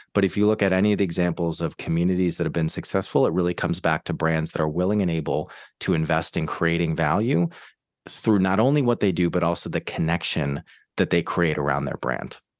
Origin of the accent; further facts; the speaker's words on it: Boston, Massachusetts, United States; moved away as an adult; also born or lived in New York / San Francisco; now in London, United Kingdom; I'm from the States, from Boston, actually, originally.